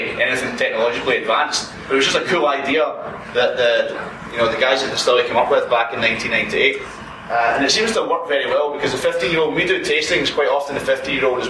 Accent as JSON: {"language": "English", "region": "Scotland", "country": "United Kingdom", "moved": "as an adult", "lives_now": "United States", "said": "try being Scottish on an American for 10 years."}